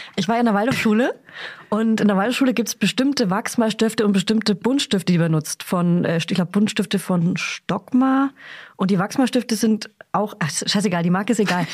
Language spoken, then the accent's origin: German; Hof, Bavaria, Germany; ich komme aus Hof oder aus Beihof